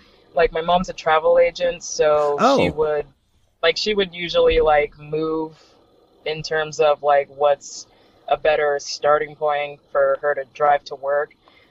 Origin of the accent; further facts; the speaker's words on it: North Miami Beach, Florida, United States; also born or lived in Hollywood, Florida; now in Miami, United States; I was born in Hollywood, and then I spent a majority of my childhood in North Miami Beach, and then I pretty much moved down here.